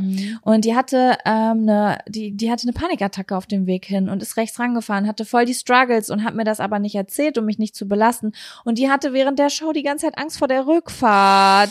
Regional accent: Lübbecke, North Rhine-Westphalia, Germany; moved away; Wir kommen ja aus Greifswald, rheinland Lübbecke und das ist nicht weit von Bielefeld. Wir haben hier gelebt

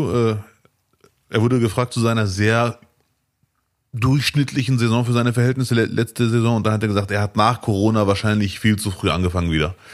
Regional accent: Morocco; now in Duisburg, Germany; Ich bin Marokkaner, der in Duisburg lebt. Ich habe schon viel erlebt.

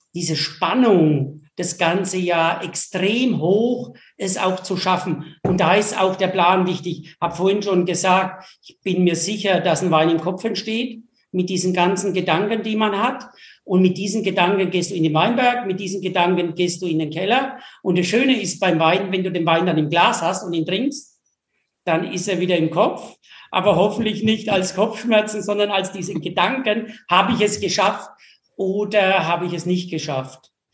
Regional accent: Franconia, Bavaria, Germany; also born or lived in Escherndorf; bei uns in Franken

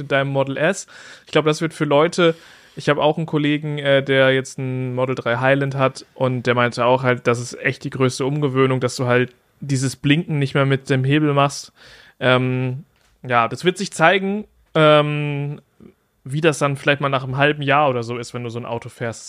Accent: Germany; bei uns in Deutschland

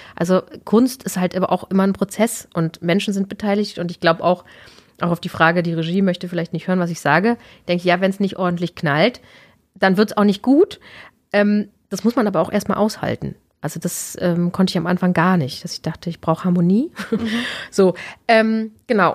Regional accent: Berlin, Germany; moved away as an adult; also born or lived in Karlsruhe; now in Regensburg, Germany; Ich komme ursprünglich aus Berlin, genau, habe 30 Jahre da gelebt und bin dann irgendwie immer weiter gen Süden gezogen

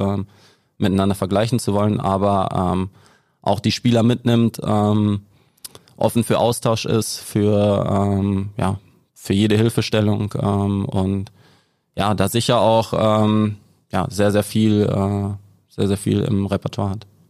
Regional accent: Ennepetal, North Rhine-Westphalia, Germany; also born or lived in Gelsenkirchen; ich bin aus Ennepetal dann nach Schalke gewechselt

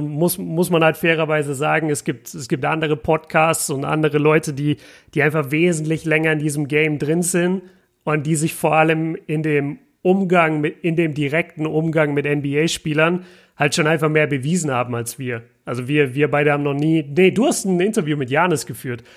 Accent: Nuremberg, Bavaria, Germany; komme aus Nürnberg

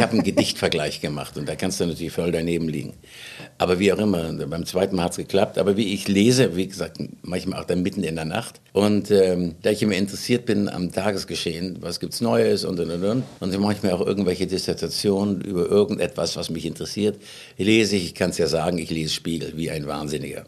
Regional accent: Schleswig-Holstein, Germany; ich komme aus Schleswig-Holstein

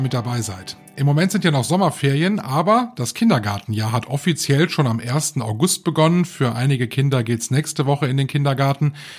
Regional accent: North Rhine-Westphalia, Germany; bei uns in Nordrhein-Westfalen

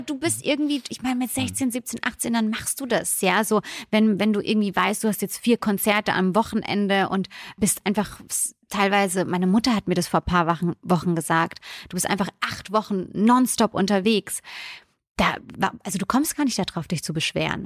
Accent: Bürstadt, Hesse, Germany; also born or lived in Italy; ich komme vom Land in, aus der Nähe von Mannheim. Bürstadt heißt der Ort

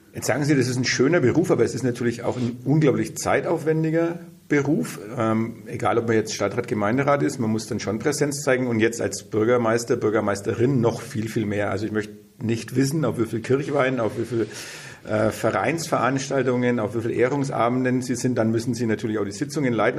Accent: Bad Windsheim, Bavaria, Germany; ich komme ja auch vom Land, also ich komme aus Bad Windsheim

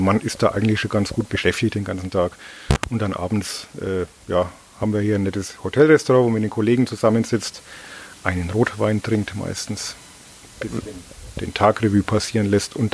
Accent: Bavaria, Germany; Also ich bin ja aus Oberfranken und da sagt man einen Butter.

